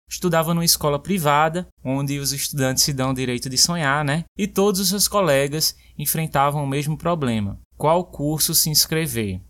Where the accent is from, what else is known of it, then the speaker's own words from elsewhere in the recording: Brazil; moved away; Crescer numa vila do interior